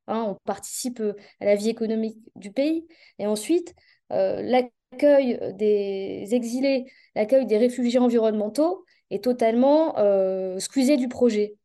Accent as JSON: {"language": "French", "area": "the North", "region": "Hauts-de-France", "country": "France", "said": "je suis à Lille, donc je viens du Nord"}